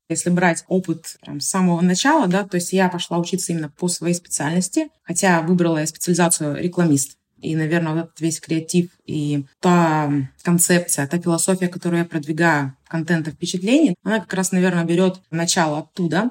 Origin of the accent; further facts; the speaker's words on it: Omsk, Omsk Oblast, Russia; now in Saint Petersburg, Russia; я сама родом из Омска, а я нахожусь в Санкт-Петербурге